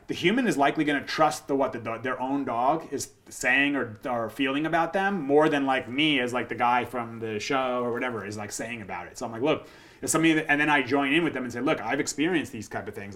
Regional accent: United States; I grew up in Jersey or New York, and I played sports

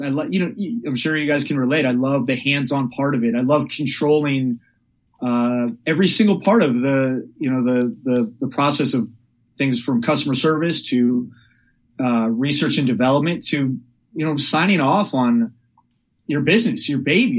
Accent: Palo Alto, California, United States; I grew up in Northern California in a town called Palo Alto

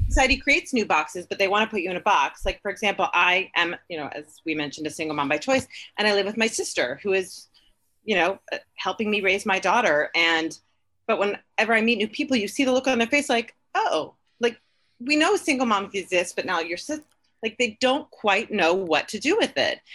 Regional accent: Dayton, Ohio, United States; also born or lived in New York; now in Los Angeles, United States; I'm from Dayton

